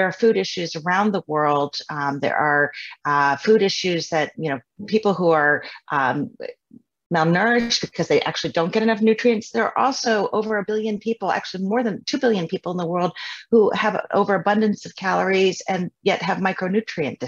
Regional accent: Midwest, United States; I grew up kind of in the Midwest

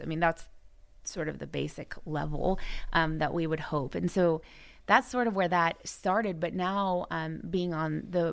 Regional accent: Orange County, California, United States; I was actually living at home. I'm from Orange County.

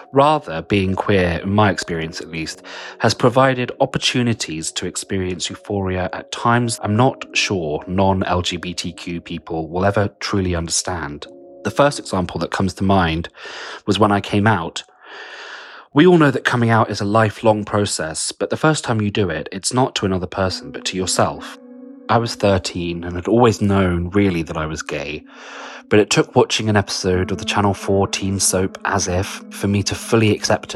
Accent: London, United Kingdom; I'm a writer from London

